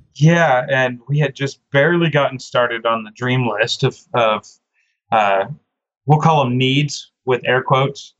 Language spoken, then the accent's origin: English; Oklahoma, United States; being an Oklahoma born and raised Oklahoman